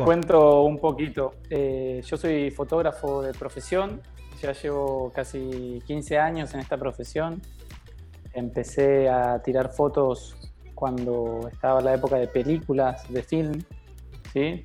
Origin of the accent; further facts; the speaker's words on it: Argentina; also born or lived in Dominican Republic; now in Mexico; yo vengo desde Sudamérica, de Argentina